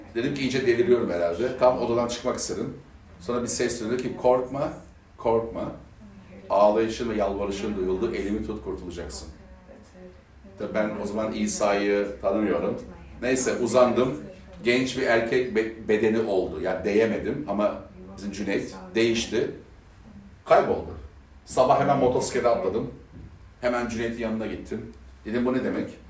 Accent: Sivas, Sivas Province, Turkey; Bir Türk Müslüman olarak. Ee, bir Sivaslı olarak.

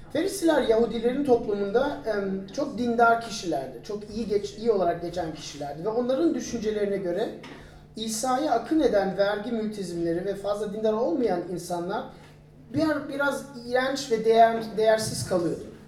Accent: Turkey; biz Türk olarak

